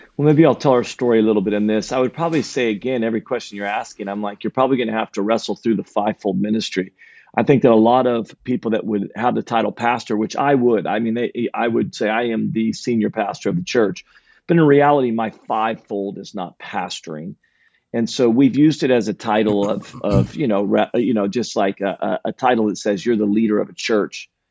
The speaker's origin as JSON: {"language": "English", "town": "Redding", "region": "California", "country": "United States", "tie": "born or raised there", "lives_now": "Sacramento, United States", "said": "born and raised in Redding, California"}